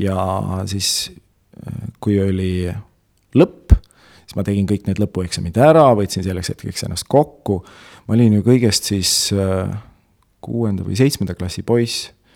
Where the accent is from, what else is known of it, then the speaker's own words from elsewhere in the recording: Tartu, Tartu County, Estonia; also born or lived in Otepää; ma olen äh, selline põline Tartu poiss olnud, ma olen mm. Tartus äh, sündinud, kasvanud